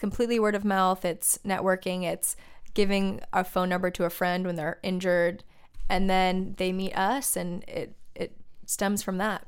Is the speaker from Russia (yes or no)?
no; Laguna Beach, California, United States; I grew up in Laguna Beach